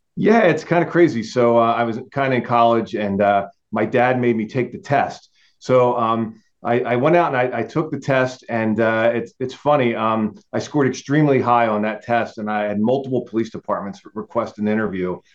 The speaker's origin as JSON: {"language": "English", "region": "New Jersey", "country": "United States", "moved": "as an adult", "said": "I'm South Jersey, not North Jersey"}